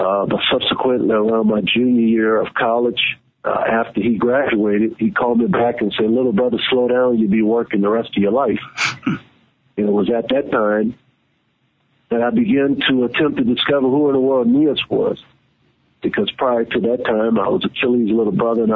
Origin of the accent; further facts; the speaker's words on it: New Orleans, Louisiana, United States; I'm from New Orleans, from my high school, I graduated in 1986